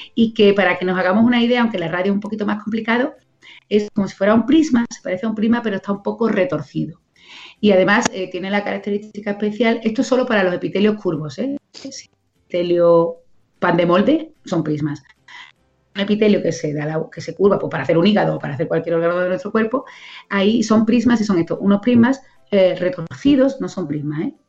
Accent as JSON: {"language": "Spanish", "town": "Coria del Río", "region": "Andalusia", "country": "Spain", "said": "un cole de aquí, de mi pueblo, de Corea del Río"}